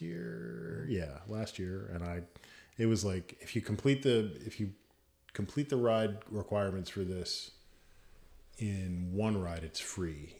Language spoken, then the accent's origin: English; Virginia Beach, Virginia, United States; I grew up in Virginia Beach